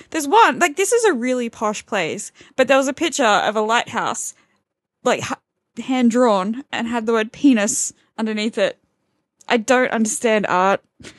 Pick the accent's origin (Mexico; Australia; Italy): Australia; Brisbane, Queensland; first language English; now in London, United Kingdom; I'm from Brisbane